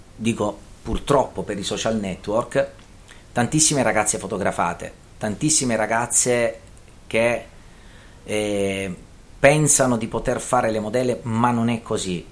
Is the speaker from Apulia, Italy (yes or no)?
yes; Taranto, Apulia, Italy; da Tarantino e da Meridionale